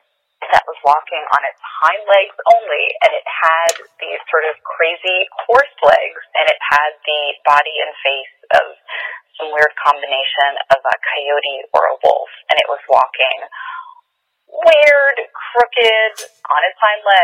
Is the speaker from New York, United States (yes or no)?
no; Wayne, New Jersey, United States; I'm from Wayne, New Jersey